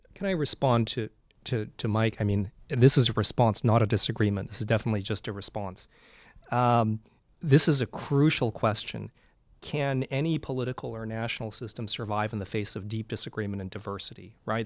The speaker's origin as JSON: {"language": "English", "town": "Vancouver", "region": "British Columbia", "country": "Canada", "moved": "as an adult", "lives_now": "United States", "said": "I'm from Vancouver"}